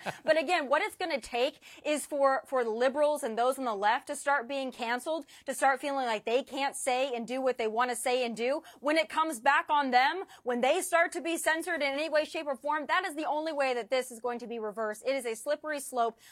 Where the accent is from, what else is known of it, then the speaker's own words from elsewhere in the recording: United States; I am a proud American